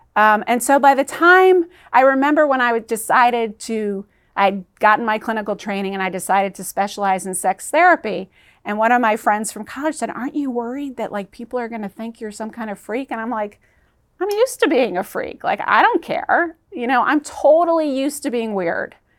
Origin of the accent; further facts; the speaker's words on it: Georgia, United States; also born or lived in New York City; we moved to South, this little island on the southeast coast of Georgia, which was right on the Bible Belt